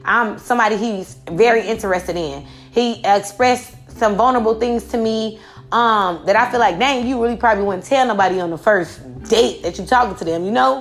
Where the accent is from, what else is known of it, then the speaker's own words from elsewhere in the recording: Chicago, Illinois, United States; I come from Chicago, so it's real cutthroat